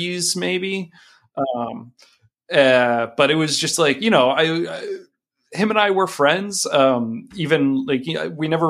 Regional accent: Leesburg, Virginia, United States; I am from Loudoun County, from Leesburg, Virginia.

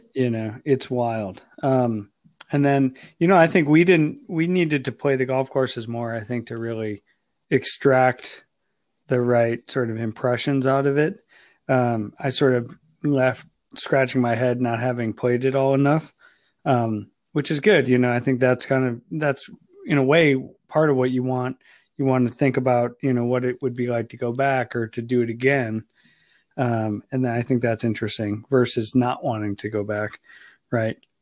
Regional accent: Ohio, United States; moved away; I'm from Ohio originally

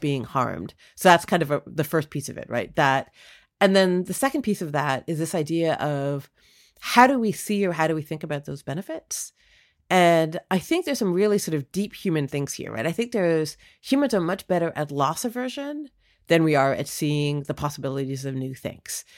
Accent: Toronto, Ontario, Canada; also born or lived in India; now in United States; I was born in Toronto

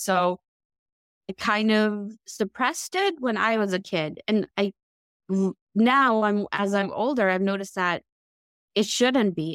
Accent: United States; when I grew up in the United States

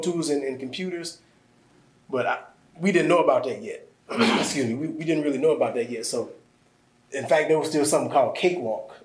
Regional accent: Midwest, United States; moved away; I'm from the Midwest

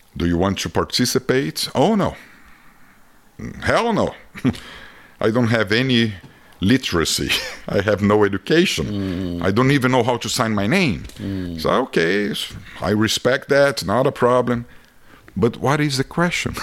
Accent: Brazil; accent: Brazilian; English is a second language; moved away as an adult; now in United States; being a Brazilian in America

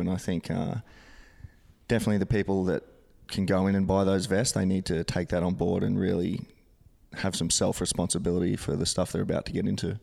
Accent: Gold Coast, Queensland, Australia; living and growing up on the Gold Coast

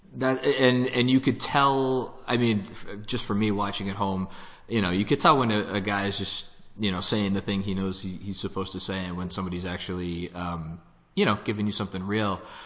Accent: New York, United States; I'm a New Yorker

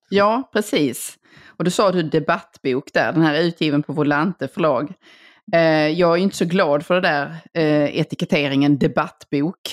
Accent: Helsingborg, Skåne, Sweden; moved away; min eh, gamla hemstad, eller det jag räknar som min hemstad, Helsingborg. Mm. Eh, där jag ju gick i skolan i sex år

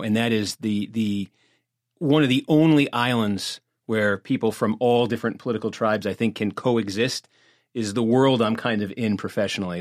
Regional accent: Massachusetts, United States; I'm from Massachusetts

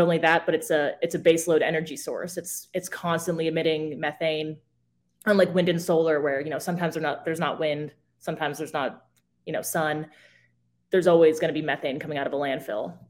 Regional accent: Arizona, United States; moved away; I grew up in Arizona

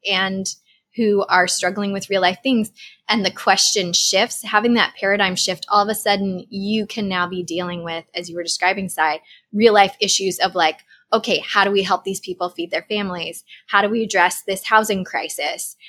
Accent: Boston, Massachusetts, United States; I am a Bostonian

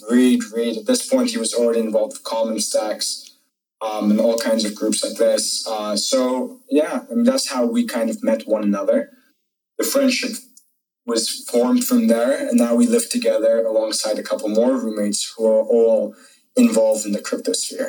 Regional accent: Cyprus; also born or lived in Azerbaijan; I'm originally from Azerbaijan and Cyprus. So Cyprus is a small country in the Mediterranean, half Turkish, half Greek. So I have a pretty Turkish background in terms of my name, to say the least.

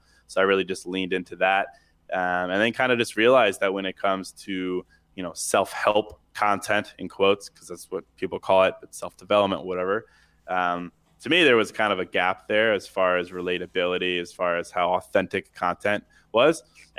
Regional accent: Charlottesville, Virginia, United States; I mean, I grew up in Charlottesville, Virginia. I went to a really small school. There was like 72 people in my senior class, so really small.

